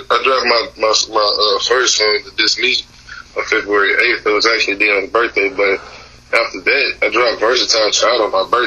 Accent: Waco, Texas, United States; I Texas? Waco to be exact.

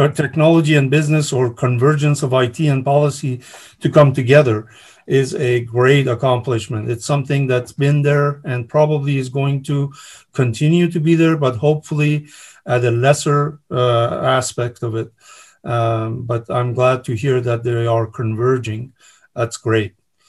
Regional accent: California, United States; As a Californian, I am happy to have someone like you at the helm and trying to save the state and the taxpayers.

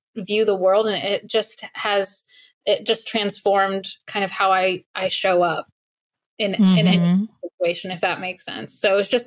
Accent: Alexandria, Virginia, United States; also born or lived in Farmville, Virginia; I grew up in Northern Virginia, so not far outside of DC, very blue collar family

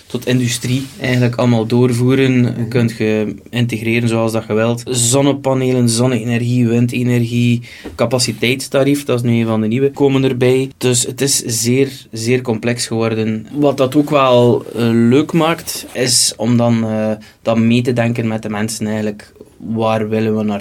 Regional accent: West Flanders, Belgium; want het is momenteel gaat het El en Trick als West-Vlaming elektriciteit.

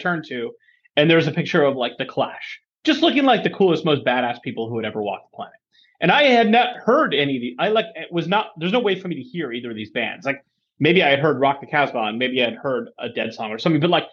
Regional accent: San Diego, California, United States; also born or lived in Michigan; I grew up in San Diego, which is where we now live

